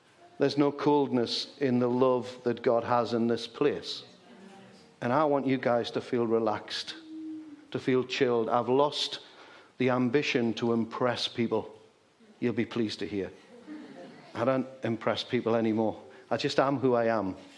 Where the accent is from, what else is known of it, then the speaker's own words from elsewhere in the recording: Geordie, North East England, United Kingdom; accent: Geordie; I taught him some Geordie